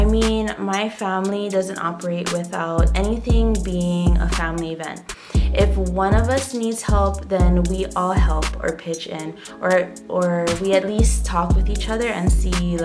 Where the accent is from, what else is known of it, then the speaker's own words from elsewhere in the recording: Hawaii, United States; I am from Hawaii, born and raised, and I am of Hawaiian ancestry.